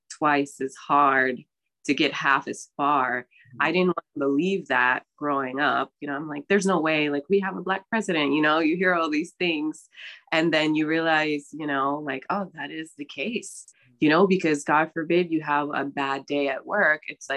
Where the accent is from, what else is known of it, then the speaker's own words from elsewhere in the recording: New York City, New York, United States; also born or lived in Brooklyn, New York; I'm born and raised in New York, specifically in the Bronx. But I currently live in Brooklyn.